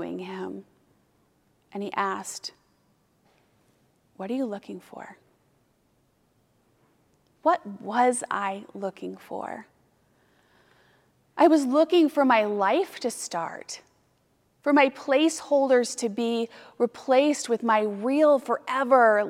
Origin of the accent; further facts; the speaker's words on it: Fort Lauderdale, Florida, United States; moved away; I made my way back home to Fort Lauderdale